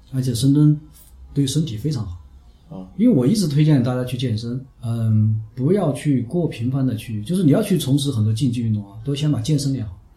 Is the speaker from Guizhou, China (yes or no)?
no; Hunan, China; also born or lived in Chongqing; now in Chengdu, China; 南方人嘛，我们湖南人